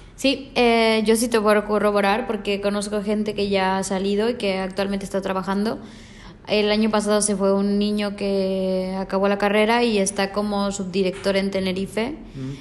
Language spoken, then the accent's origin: Spanish; Mexico; moved away as an adult; now in Barcelona, Spain; Yo vengo de México, eh, me vino a hacer prácticas aquí por parte de otra universidad me gustó Barcelona, me quise quedar a vivir aquí